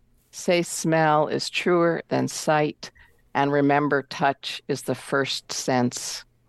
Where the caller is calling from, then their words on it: Seattle, Washington, United States; I'm from Seattle, Washington.